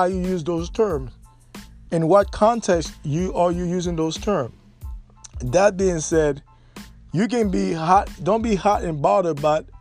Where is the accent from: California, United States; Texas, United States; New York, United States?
New York, United States; New York City; I grew up in New York City